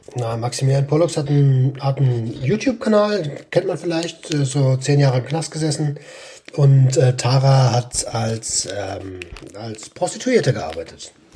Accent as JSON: {"language": "German", "region": "Berlin", "country": "Germany", "said": "als Berliner"}